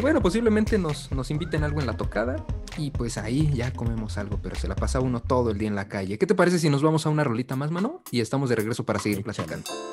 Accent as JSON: {"language": "Spanish", "country": "Mexico", "said": "los mexicanos tenemos casi en toda nuestra música"}